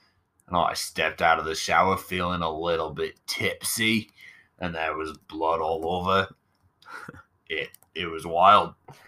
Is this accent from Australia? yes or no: yes; Australia; No, I'm Australian.